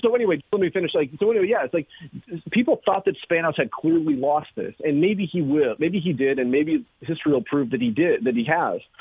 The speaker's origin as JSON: {"language": "English", "region": "Alaska", "country": "United States", "tie": "born or raised there", "also_born_or_lived": "Missouri", "moved": "as an adult", "said": "I grew up in Alaska"}